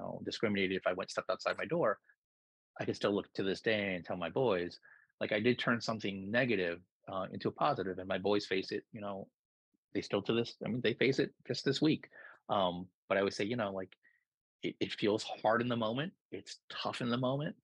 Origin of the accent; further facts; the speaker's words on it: New York, United States; also born or lived in Philippines; I grew up in New York.